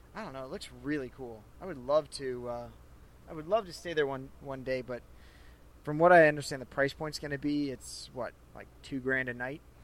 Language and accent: English; St. Louis, Missouri, United States; moved away; my hometown, St. Louis